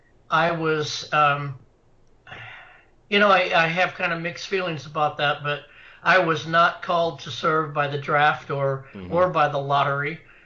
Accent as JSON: {"language": "English", "town": "Tremont", "region": "Illinois", "country": "United States", "tie": "born or raised there", "said": "I was born and raised in Tremont. It's a very very small community, still very small. I was raised very conservative. And on a farm"}